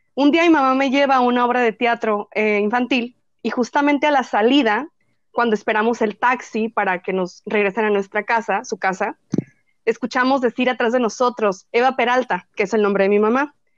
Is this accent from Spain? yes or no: no; northern Mexico, Mexico; como buena norteña, soy fanática de la carne asada